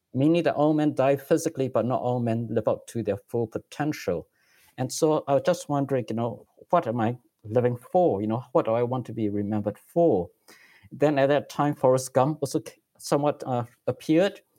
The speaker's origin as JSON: {"language": "English", "country": "Singapore", "tie": "born or raised there", "also_born_or_lived": "Silicon Valley, United States", "moved": "as an adult", "lives_now": "United States", "said": "I grew up in Singapore. I'm actually still a Singaporean citizen, and I'm just a permanent resident in the United States"}